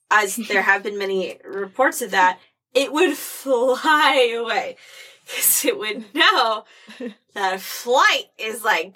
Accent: Missouri, United States; growing up in Missouri

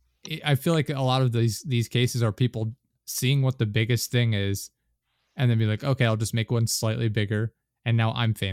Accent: United States; I'm from America

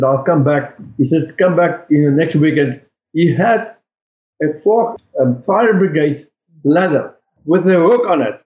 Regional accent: South Africa; now in United States; I'm from South Africa

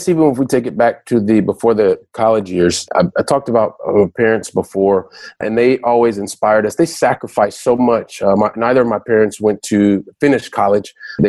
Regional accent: Ohio, United States; born there; also born or lived in Colorado / Texas; We moved around a lot when I was young. So we lived in I was born in Ohio. We lived in Colorado. We lived in Texas

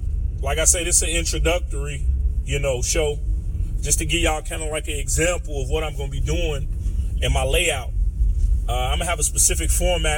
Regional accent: Chicago, Illinois, United States; I'm from Chicago

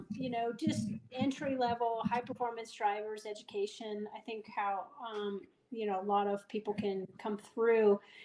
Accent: Fort Lauderdale, Florida, United States; moved away as an adult; now in Denver, United States; I am originally from Fort Lauderdale

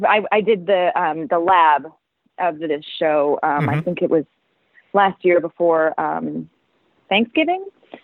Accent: Worthington, Ohio, United States; moved away; I grew up in Ohio

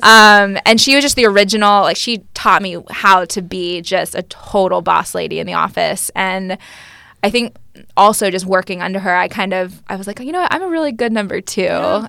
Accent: Austin, Texas, United States; moved away as an adult; also born or lived in New York City; I grew up playing here in the Austin soccer community

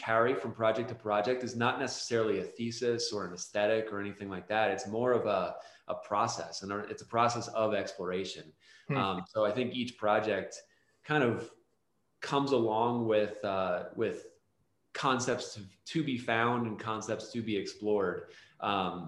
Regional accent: north of Philadelphia, Pennsylvania, United States; moved away as an adult; now in Denver, United States; we both grew up a little bit north of Philly in like the suburbs and the rural areas of Pennsylvania

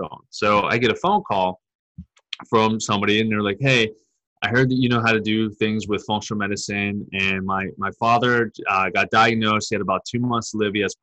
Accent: Pittsburgh, Pennsylvania, United States; moved away as an adult; I migrated back up to my hometown in Pittsburgh

